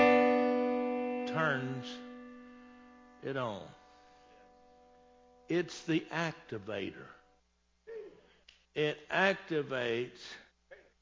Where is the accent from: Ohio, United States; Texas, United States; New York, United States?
Texas, United States; I'm born and raised in Texas.